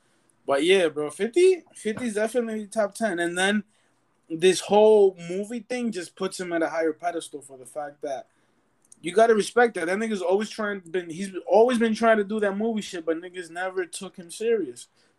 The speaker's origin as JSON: {"language": "English", "region": "New York", "country": "United States", "said": "Because we are from New York and 50 is from New York, but..."}